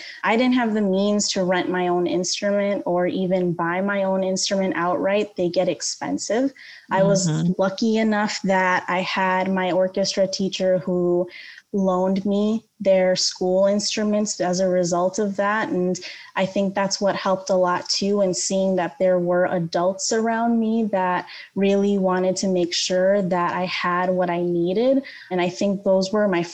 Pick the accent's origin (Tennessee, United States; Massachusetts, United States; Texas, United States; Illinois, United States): Illinois, United States; Skokie; now in Aurora, United States; I grew up in the Skokie area. That is where I call home, even though my parents don't live there anymore